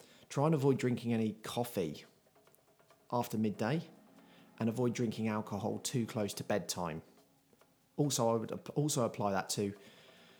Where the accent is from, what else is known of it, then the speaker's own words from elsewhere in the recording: United Kingdom; I'm very British